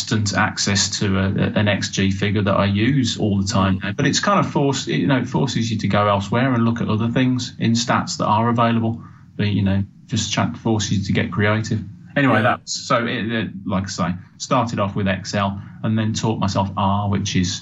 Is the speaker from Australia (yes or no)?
no; Birmingham, West Midlands, United Kingdom; moved away; I've not got a Sheffield accent. I'm from Birmingham originally